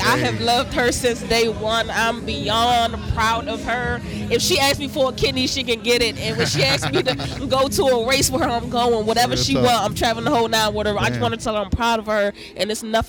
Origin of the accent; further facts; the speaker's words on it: Washington, District of Columbia, United States; Definitely from the city, born and raised.